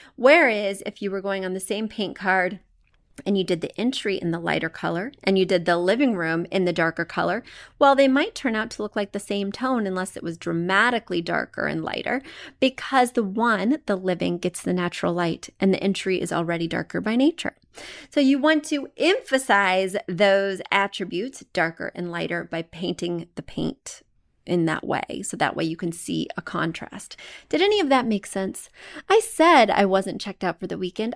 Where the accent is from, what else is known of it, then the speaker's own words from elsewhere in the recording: Missouri, United States; moved away as an adult; while I am originally from Missouri, I haven't lived in Missouri in twenty years.